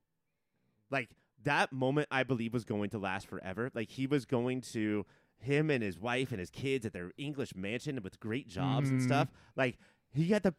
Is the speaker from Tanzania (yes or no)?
no; United States; I'm talking as an American